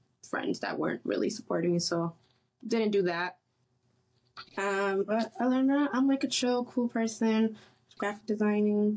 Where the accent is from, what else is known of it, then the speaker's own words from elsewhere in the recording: Boston, Massachusetts, United States; from Boston, Mass. I originally grew up in Mattapan, Hyde Park.